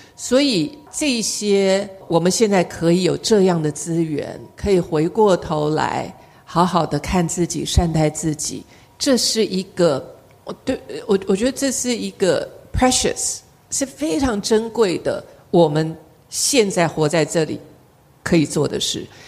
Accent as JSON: {"language": "Chinese", "country": "Taiwan", "said": "我们台湾人"}